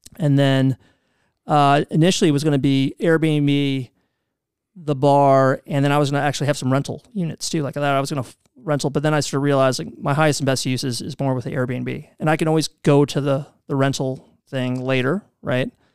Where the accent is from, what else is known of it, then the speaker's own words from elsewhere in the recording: Louisville, Kentucky, United States; moved away as an adult; also born or lived in New York City; I'm from Louisville